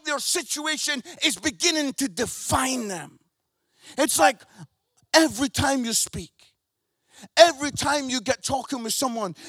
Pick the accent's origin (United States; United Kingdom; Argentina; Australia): United Kingdom; Scotland; accent: Scottish; I'm Scottish, so I say this word, buried